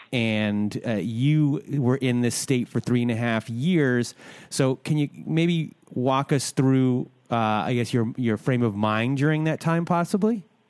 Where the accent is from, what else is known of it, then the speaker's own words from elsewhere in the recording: Canada; I'm Canadian